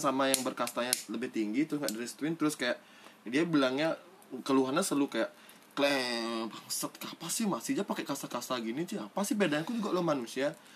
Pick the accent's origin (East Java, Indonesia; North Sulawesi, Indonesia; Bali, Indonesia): Bali, Indonesia; Denpasar; aku uh, lahir di Denpasar kota besar dan tumbuh kembangku menuju dewasa ini di lingkungan perumahan yang plural sekali